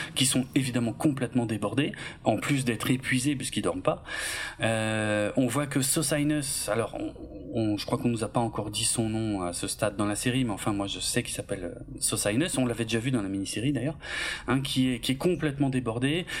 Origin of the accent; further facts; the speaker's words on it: Alsace, Grand Est, France; je suis alsacien